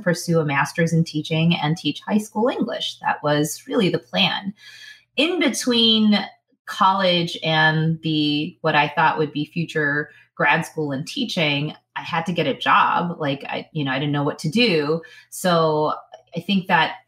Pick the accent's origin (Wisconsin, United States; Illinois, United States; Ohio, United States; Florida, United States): Illinois, United States; Chicago; I grew up in Chicago, Illinois. So born and raised in Chicago or the outlying suburbs